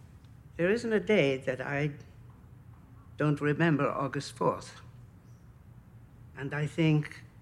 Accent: Austria; So another soldier recognized my accent. He was Austrian, and so was I. But I had been adopted by a Dutch family.

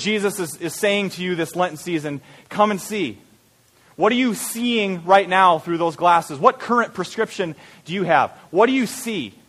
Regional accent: Story City, Iowa, United States; growing up in Story City, which is just north of here

